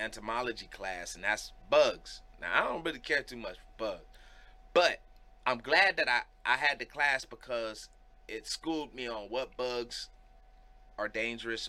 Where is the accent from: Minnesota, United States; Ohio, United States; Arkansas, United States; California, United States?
Ohio, United States; Cleveland; moved away; also born or lived in Akron / Worcester; I was growing up in Cleveland